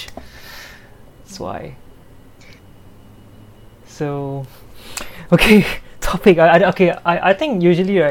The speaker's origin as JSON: {"language": "English", "country": "Singapore", "said": "I'm from Singapore"}